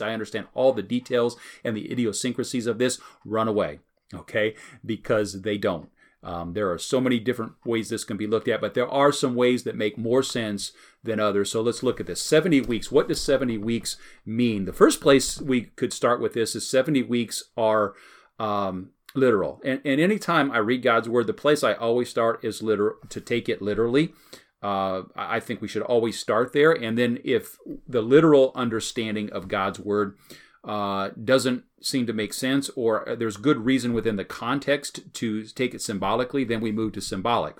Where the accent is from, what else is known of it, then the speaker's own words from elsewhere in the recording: United States; as American Christians